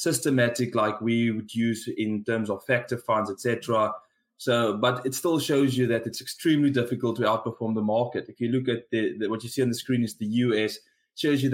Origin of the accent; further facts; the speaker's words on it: South Africa; accent: South African; given my accent, you can guess where I'm from